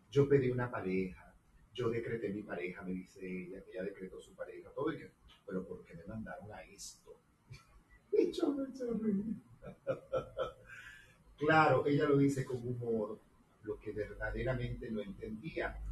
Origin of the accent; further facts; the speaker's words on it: Venezuela; soy venezolano